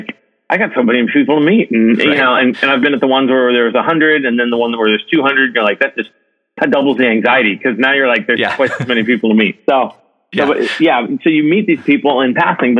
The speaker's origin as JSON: {"language": "English", "town": "Modesto", "region": "California", "country": "United States", "tie": "born or raised there", "also_born_or_lived": "Ohio / Fresno, California", "lives_now": "Irvine, United States", "said": "I was born in Ohio, and my parents, and I was there until about third grade. And I think my dad got a job transfer when I was in third grade, and so we moved from Ohio out to California, a little north of where I'm at right now, called the Central Valley, in an area like Modesto, Fresno, Stockton area"}